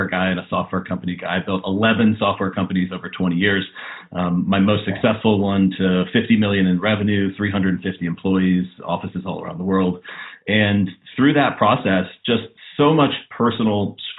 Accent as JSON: {"language": "English", "region": "Western North Carolina near Asheville", "country": "United States", "tie": "born or raised there", "said": "I was in middle school and high school in Western North Carolina near Asheville in the beautiful mountains of North Carolina, and grew up in a town there with about 2,000 people."}